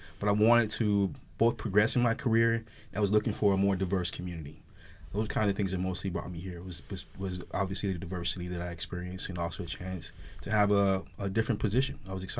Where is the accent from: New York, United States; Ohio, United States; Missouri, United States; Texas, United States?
Missouri, United States; St. Louis; also born or lived in Chicago / Stockton; So I'm originally from St. Louis, Missouri. So I grew up in St. Louis.